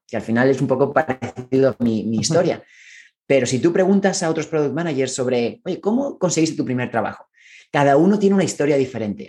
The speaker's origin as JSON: {"language": "Spanish", "country": "Spain", "moved": "as an adult", "lives_now": "San Francisco, United States", "said": "Yo soy originalmente de España"}